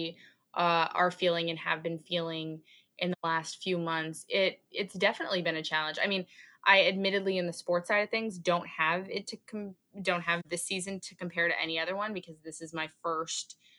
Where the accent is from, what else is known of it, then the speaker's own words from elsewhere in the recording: Canada; moved away as an adult; now in New York, United States; I'm Canadian